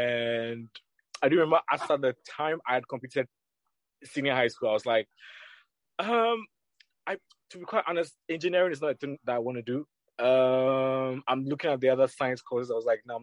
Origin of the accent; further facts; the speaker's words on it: Accra, Greater Accra, Ghana; I grew up in Accra, but I grew up in La Paz, a place called La Paz